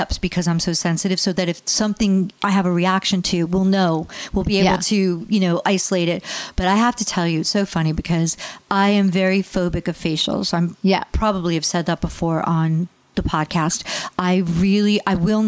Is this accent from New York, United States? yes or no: yes; New York, United States; also born or lived in New Jersey; now in California, United States; I grew up on the East Coast in New York